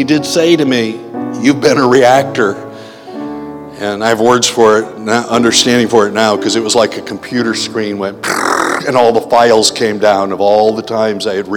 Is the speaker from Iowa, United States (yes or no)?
yes; Janesville, Iowa, United States; I'm the kid from Janesville, Iowa